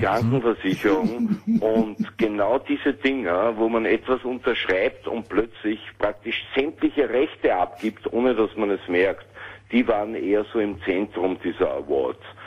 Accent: Vienna, Austria; Ich bin kein Berliner, sondern ein Wiener

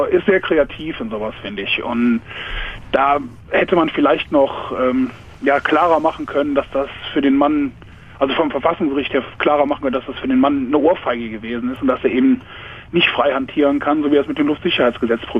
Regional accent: Leichlingen, North Rhine-Westphalia, Germany; Aus Leichlingen, das liegt in Nordrhein-Westfalen.

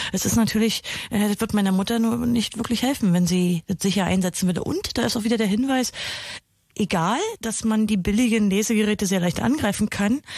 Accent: Germany; bei uns in Deutschland

